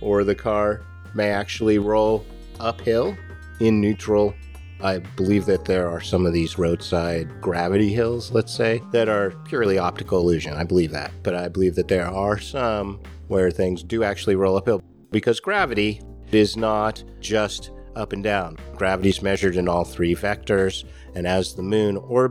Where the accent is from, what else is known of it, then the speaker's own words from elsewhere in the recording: Novato, California, United States; also born or lived in San Francisco; now in Rogue Valley, United States; I was living in the North Bay. I was living in Novato growing up